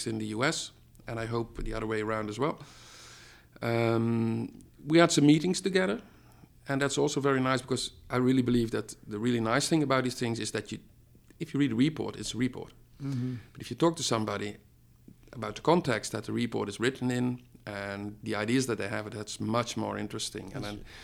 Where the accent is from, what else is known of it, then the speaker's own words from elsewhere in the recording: Netherlands; I'm from the Netherlands.